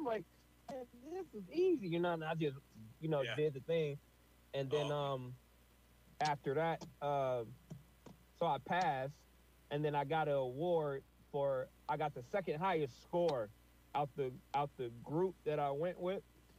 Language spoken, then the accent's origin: English; Flint, Michigan, United States; born there; See, I was born in Flint, but I wasn't raised in Flint. But that's how I came back to Flint.